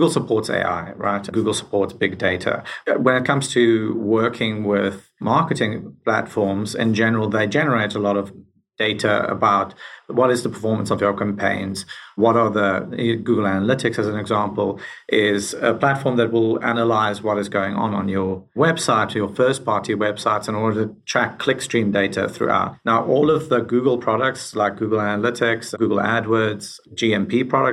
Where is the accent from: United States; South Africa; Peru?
South Africa; moved away as an adult; now in Canada; I'm originally from South Africa